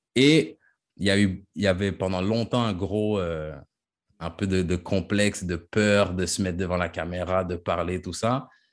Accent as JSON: {"language": "French", "region": "Quebec", "country": "Canada", "moved": "as an adult", "lives_now": "France", "said": "je suis québécois, même si je suis parti"}